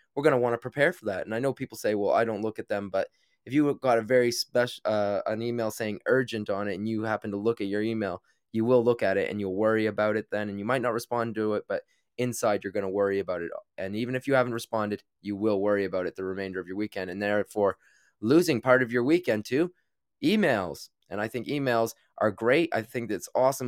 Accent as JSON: {"language": "English", "country": "Canada", "tie": "born or raised there", "moved": "as an adult", "lives_now": "London, United Kingdom"}